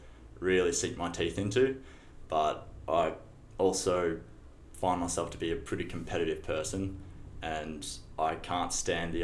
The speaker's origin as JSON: {"language": "English", "town": "Shepparton", "region": "Victoria", "country": "Australia", "tie": "born or raised there", "also_born_or_lived": "Boston", "moved": "as an adult", "said": "Born and raised in Shepparton"}